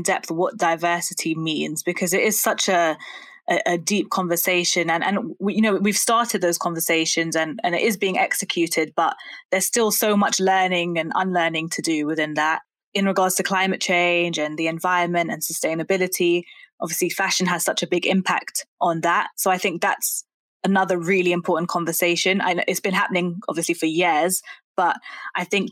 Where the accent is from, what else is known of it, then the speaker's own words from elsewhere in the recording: London, United Kingdom; I grew up in Brent as well, which I think was one of the most diverse boroughs in the country even.